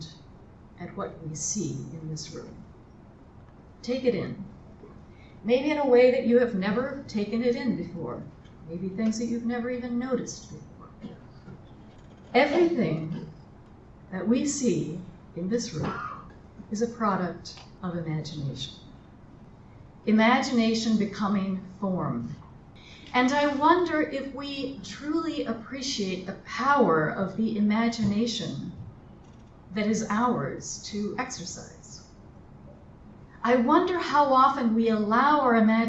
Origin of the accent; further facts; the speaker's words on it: Colorado, United States; moved away; I'm from Colorado